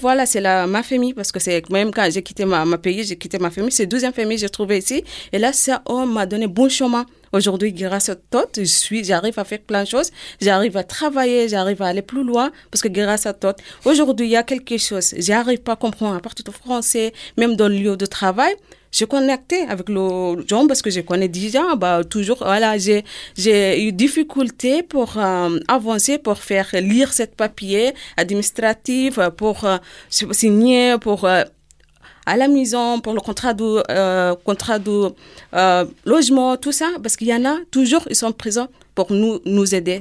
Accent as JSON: {"language": "French", "country": "Sudan", "also_born_or_lived": "Lebanon", "second_language": "French", "moved": "as an adult", "lives_now": "France", "said": "j'ai quitté le Soudan en 2003"}